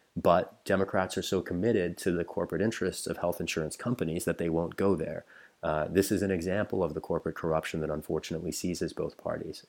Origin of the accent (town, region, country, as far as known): rural Missouri, United States; born or raised there; also born or lived in England